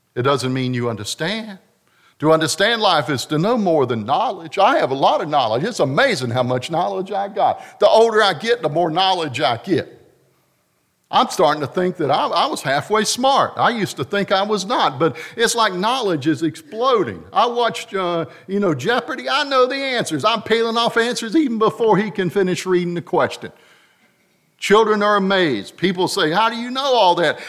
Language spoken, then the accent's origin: English; North Carolina, United States; I'm from North Carolina